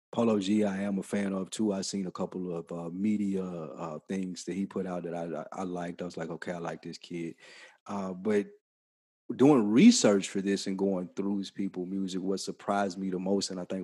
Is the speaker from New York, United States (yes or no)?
yes; New York City, New York, United States; I'm from Brooklyn.